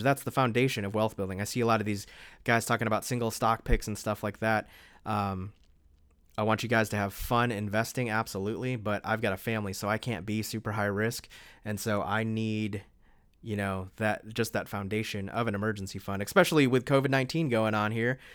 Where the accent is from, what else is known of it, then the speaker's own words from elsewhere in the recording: East Coast, United States; moved away as an adult; also born or lived in the South; now in Honolulu, United States; I grew up on the East Coast